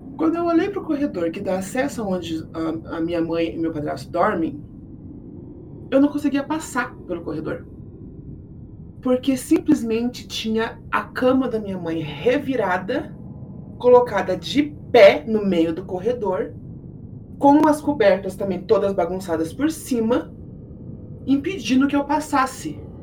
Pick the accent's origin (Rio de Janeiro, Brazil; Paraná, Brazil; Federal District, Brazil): Paraná, Brazil; Curitiba; eu sou aqui de Curitiba